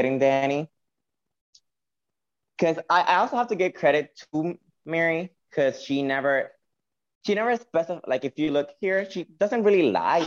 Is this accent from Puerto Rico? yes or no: yes; Puerto Rico; accent: Spanish; I'm from Puerto Rico